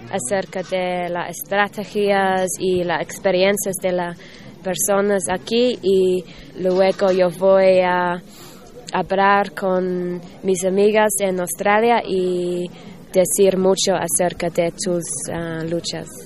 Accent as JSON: {"language": "Spanish", "country": "United States", "second_language": "Spanish", "said": "de Estados Unidos."}